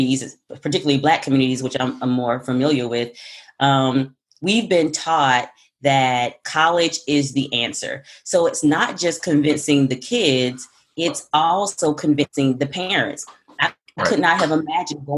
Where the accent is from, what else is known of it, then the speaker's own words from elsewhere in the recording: the South, United States; accent: Southern; I'm a Southerner